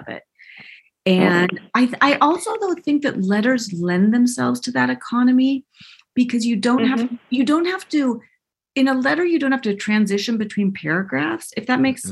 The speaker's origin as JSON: {"language": "English", "town": "Seattle", "region": "Washington", "country": "United States", "tie": "born or raised there", "said": "I was raised in Washington and the Seattle area"}